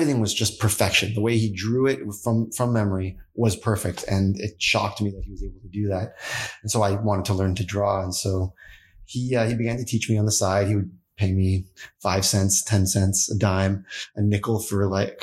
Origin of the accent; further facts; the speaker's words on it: Toronto, Ontario, Canada; moved away as an adult; also born or lived in Ottawa; now in California, United States; I was born in Toronto